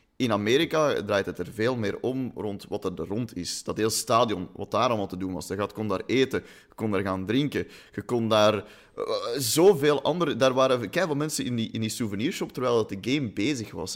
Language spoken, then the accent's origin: Dutch; Flanders, Belgium; we zijn Vlamingen